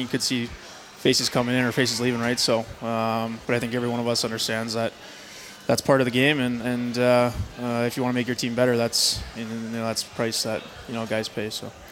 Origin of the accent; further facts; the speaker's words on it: Brandon, Manitoba, Canada; also born or lived in Sioux Valley Dakota Nation; I grew up in Brandon for, for my entire life